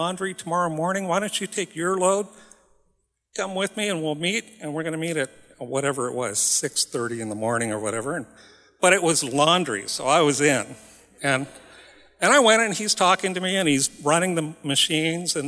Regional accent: Nome, Alaska, United States; I'm from Nome

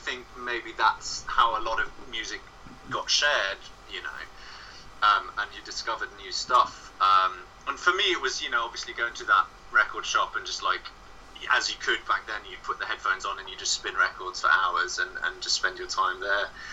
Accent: Bremen, Germany; moved away as an adult; now in London, United Kingdom; I was growing up in a small village outside of a town called Bremen.

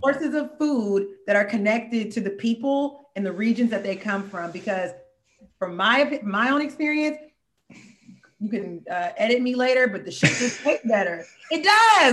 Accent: Oakland, California, United States; also born or lived in Pittsburg, California; we're both from the Bay Area, but I'm like, you know, I, I got roots between Oakland and Pittsburgh

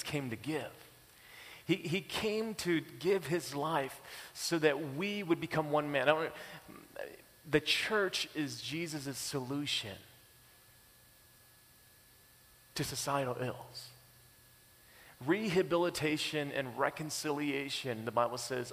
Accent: United States; now in Canada; I'm American, too.

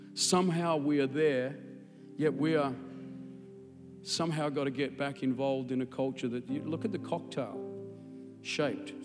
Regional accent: Australia; accent: Australian; my Australian accent

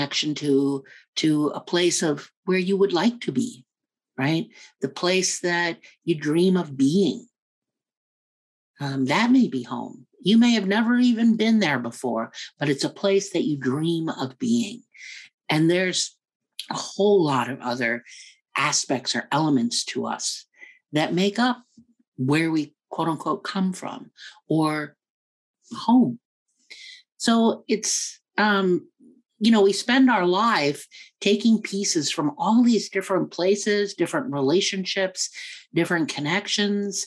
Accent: United States; also born or lived in New York / Afghanistan / Kenya; I was born here in the U.S. and raised in the U.S.

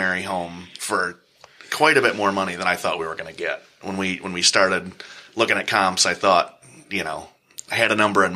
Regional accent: Michigan, United States; also born or lived in Great Lakes, Illinois / Key West, Florida / Norfolk, Virginia; we moved back to Michigan

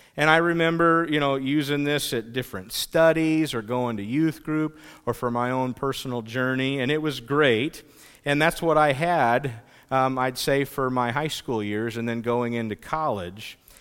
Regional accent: Pomeroy, United States; I grew up in the Pomeroy area

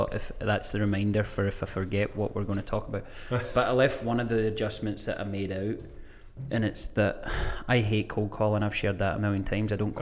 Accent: Greenock / Gourock, Inverclyde, Scotland, United Kingdom; now in Spokane, United States; There's two golf clubs in my hometown. One's called Greenock Golf Club, one's called Gourock Golf Club

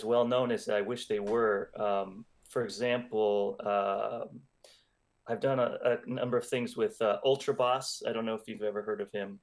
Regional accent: Los Angeles, California, United States; I'm from Los Angeles

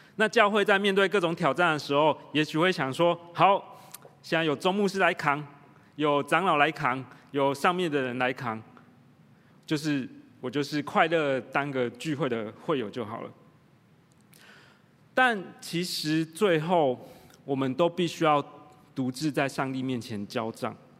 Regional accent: Tainan, Taiwan; moved away; also born or lived in United Kingdom; 我在台南长大

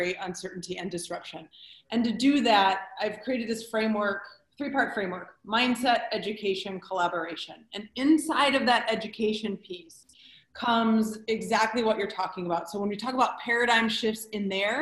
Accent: Detroit, Michigan, United States; I was born and raised in Detroit

